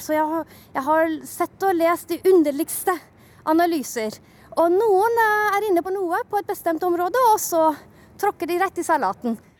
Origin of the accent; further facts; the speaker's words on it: Shiraz, Fars, Iran; also born or lived in Norway; now in Oslo, Norway; min hjemby, Shiraz